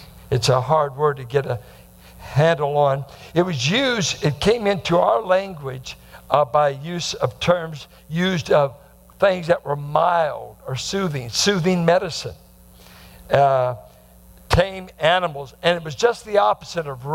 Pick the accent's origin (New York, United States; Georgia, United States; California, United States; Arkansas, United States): California, United States; Bay Area; growing up in the Bay Area